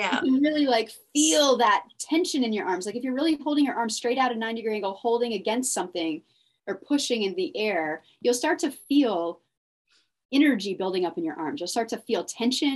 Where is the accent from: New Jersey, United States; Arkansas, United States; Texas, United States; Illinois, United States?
Texas, United States; Dallas; also born or lived in Austin, Texas; I went to college in Austin and I grew up in Dallas.